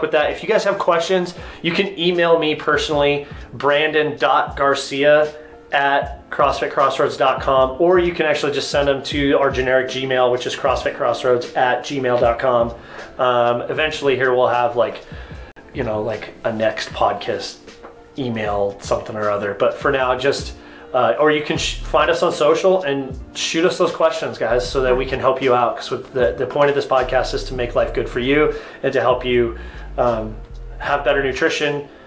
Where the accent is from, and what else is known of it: United States